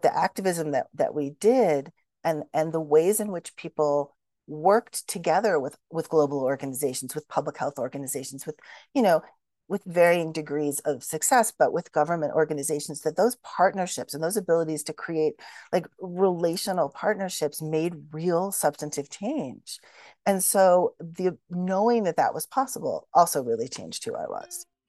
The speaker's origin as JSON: {"language": "English", "town": "Shaker Heights", "region": "Ohio", "country": "United States", "tie": "born or raised there", "moved": "yes", "said": "I grew up in Shaker Heights, Ohio, which is a suburb of Cleveland"}